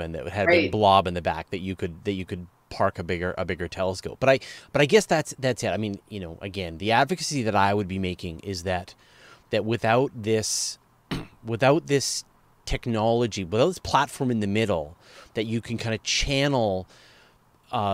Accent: Canada; as a Canadian

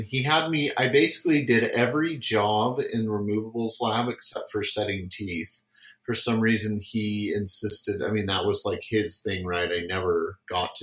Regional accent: San Francisco Bay Area, California, United States; I grew up in California, so I was there in the San Francisco Bay Area, just south of Oakland

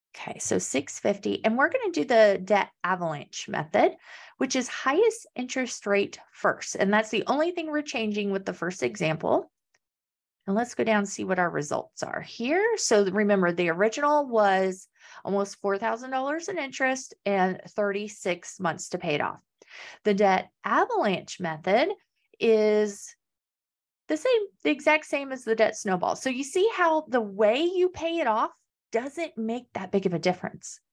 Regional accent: Kansas, United States; moved away; I'm originally from Kansas, so there's no beach there.

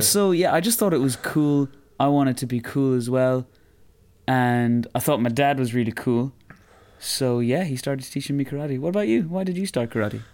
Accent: Roscommon, Connacht, Ireland; I come from Roscommon

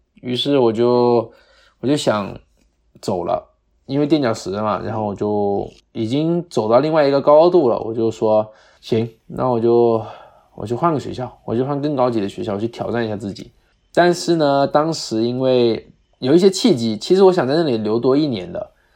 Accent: Guangdong, China; accent: Guangdong accent; also born or lived in Jamestown, United States / Arizona, United States; now in United States; 因为我们在广东长大的嘛

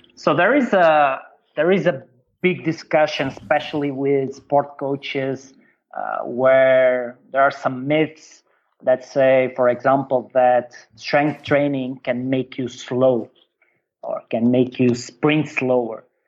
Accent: Portugal; also born or lived in China; I come from Portugal

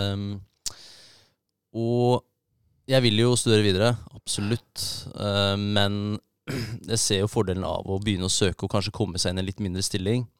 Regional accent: Minnesund, Akershus, Norway; moved away as an adult; also born or lived in Årnes / Kløfta; now in Bodø, Norway; vokste jeg opp eh, på Minnesund, rett ved Eidsvoll

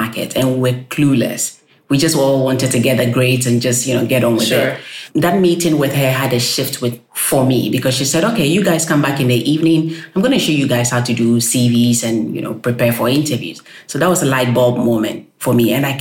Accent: Accra, Greater Accra, Ghana; moved away as an adult; also born or lived in United Kingdom / Nigeria; now in Iceland; I'm Ghanaian. I was born and raised in Ghana, studied in Ghana, my undergraduate in Ghana, and then went to the UK to study

